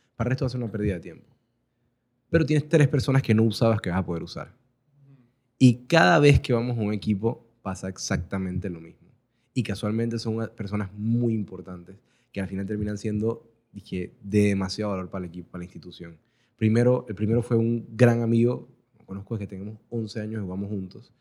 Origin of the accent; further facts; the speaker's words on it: Panama; Somos, somos panameños